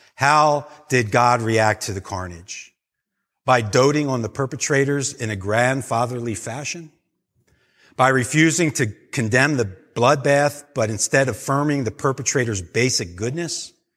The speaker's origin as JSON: {"language": "English", "country": "United States", "said": "as American Christians"}